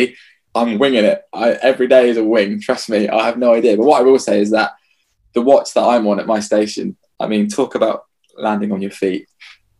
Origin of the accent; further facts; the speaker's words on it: England, United Kingdom; we're just English